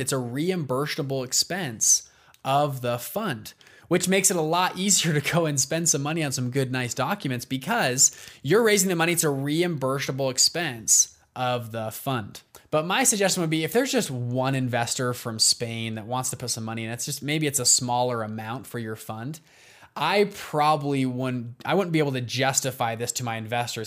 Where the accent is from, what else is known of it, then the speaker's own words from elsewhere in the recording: Salt Lake City, Utah, United States; I'm from Salt Lake City, Utah